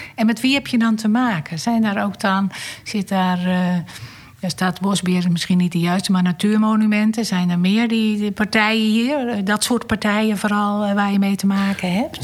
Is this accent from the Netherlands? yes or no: yes; Randstad, Netherlands; Ik kom zelf uit de Randstad